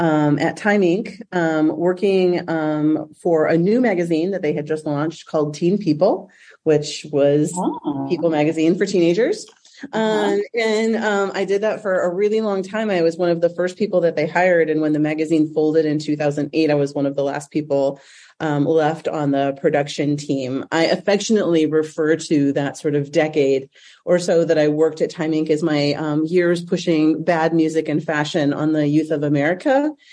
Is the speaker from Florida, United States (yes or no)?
no; Detroit, Michigan, United States; moved away as an adult; also born or lived in New York City; now in Omaha, United States; So I'm from Detroit, Michigan originally. I grew up there. My whole family is still there. Wow. When I was 18, I moved myself to New York City